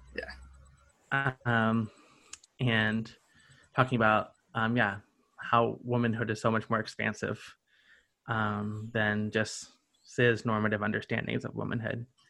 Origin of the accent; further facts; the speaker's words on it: the South, United States; now in Greensboro, United States; I grew up in the South